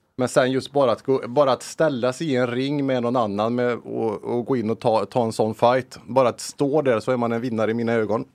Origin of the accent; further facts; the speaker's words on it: Lilla Edet, Västra Götaland, Sweden; när jag växte upp i Lilla Edet